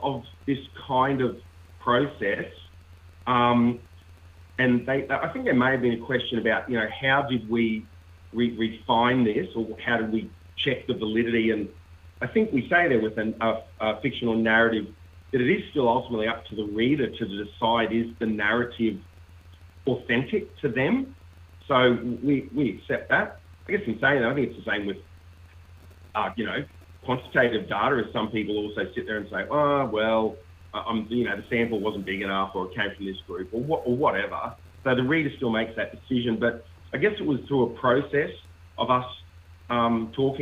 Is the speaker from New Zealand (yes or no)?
no; Australia; as an Australian